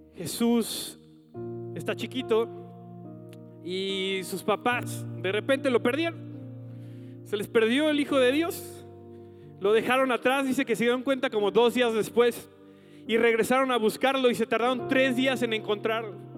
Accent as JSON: {"language": "Spanish", "country": "Mexico", "said": "como mexicanos nos pasa esto"}